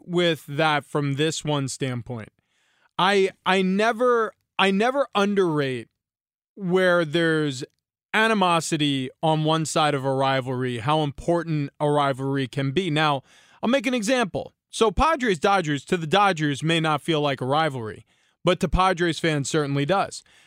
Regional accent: New York, United States; I grew up in New York

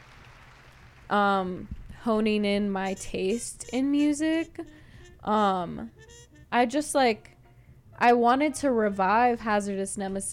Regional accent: East Bay, Berkeley and Oakland, California, United States; also born or lived in Santa Cruz, California; now in San Francisco, United States; I'm from the East Bay, Berkeley and Oakland, but I moved to SF

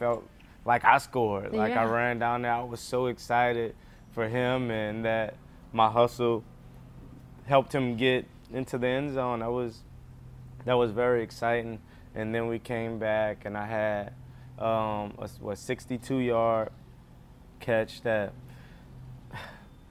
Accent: New Orleans, Louisiana, United States; moved away; my hometown team

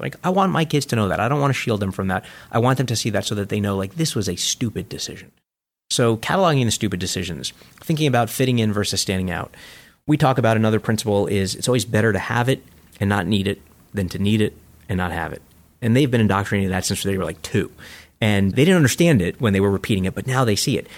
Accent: New York City, New York, United States; When I grew up in Coney Island

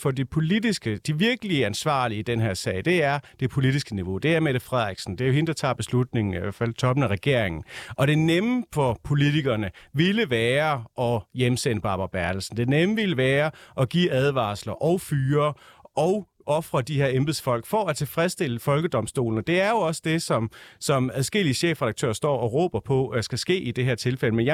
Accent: West Jutland, Central Denmark Region, Denmark; Og jeg er selv fra Vestjylland.

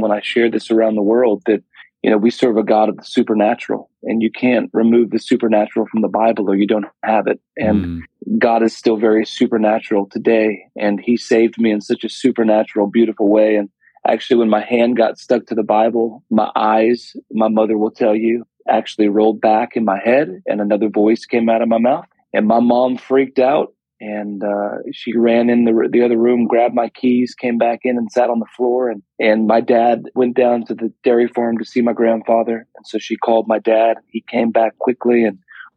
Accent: Woodland, Washington, United States; I grew up in a small town in Woodland, Washington

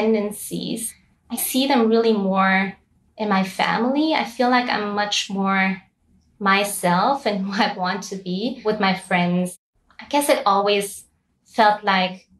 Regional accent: Austria; moved away as an adult; now in Lebanon; I was born and raised in Austria, but my parents are originally from Bangladesh

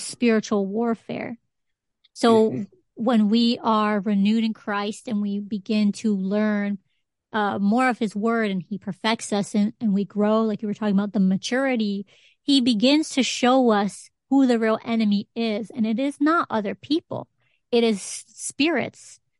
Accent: Connecticut, United States; Puerto Rican growing up in Connecticut

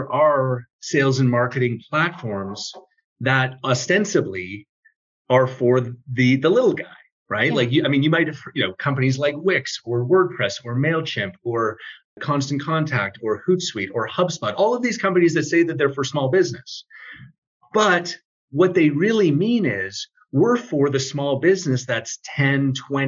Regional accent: Toronto, Ontario, Canada; I am from Toronto, Canada

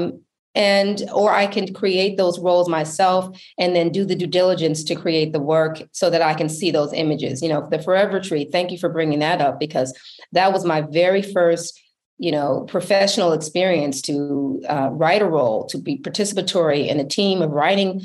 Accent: Milwaukee, Wisconsin, United States; I grew up in Milwaukee, Wisconsin.

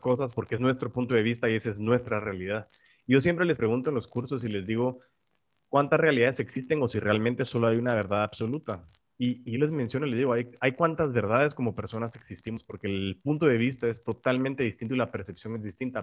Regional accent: Guatemala; como guatemaltecos

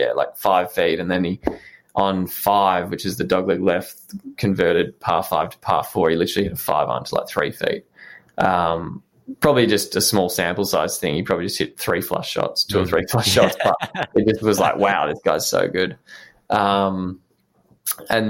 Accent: Melbourne, Victoria, Australia; I was from Melbourne

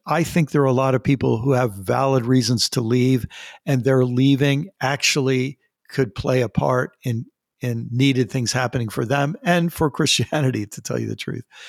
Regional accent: United States; I'm an American.

